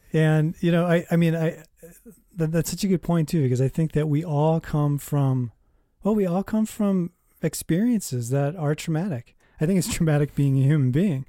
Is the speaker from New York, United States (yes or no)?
no; Minnesota, United States; I was born in Minnesota.